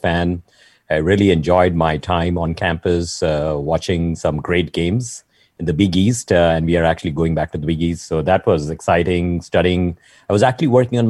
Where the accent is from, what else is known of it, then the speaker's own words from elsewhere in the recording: Mumbai, Maharashtra, India; now in San Francisco Bay Area, United States; I have the go-getter attitude from Bombay, you know, all the way from India